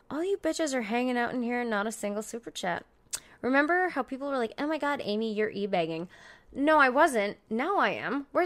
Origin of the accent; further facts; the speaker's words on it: Canada; also born or lived in United States; Uh, I mean, I'm a pretty fucking cool Canadian, but that's because I'm barely Canadian. You know what I mean? I'm more, I'm more American. I grew up in America. I was in America every weekend.